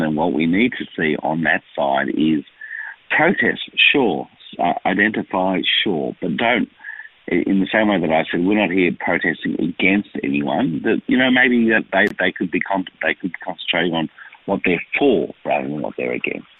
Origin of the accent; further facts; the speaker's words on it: Melbourne, Victoria, Australia; also born or lived in Israel; I am from this community. I was born here in Melbourne. Um, I have an Israeli father and a and, and a mother who came here after the war. I went to school here